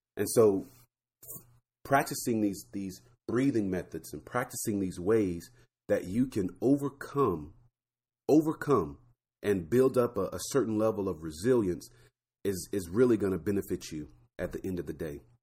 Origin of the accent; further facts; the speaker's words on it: Florida, United States; I grew up in Florida